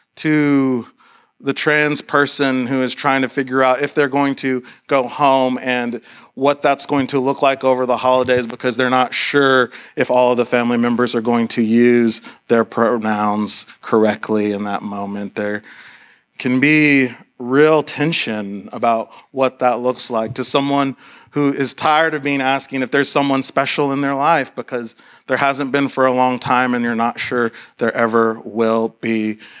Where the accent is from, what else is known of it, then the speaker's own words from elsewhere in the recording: Austin, Texas, United States; I grew up in Austin